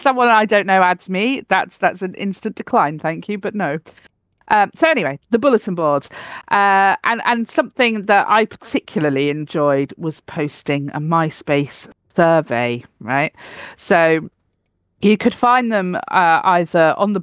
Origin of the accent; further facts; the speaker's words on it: Cornwall, South West England, United Kingdom; I was born in Cornwall